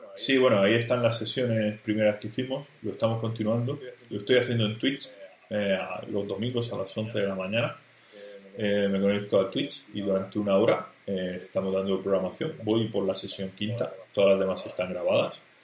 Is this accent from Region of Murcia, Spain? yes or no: yes; Murcia, Region of Murcia, Spain; yo soy de Murcia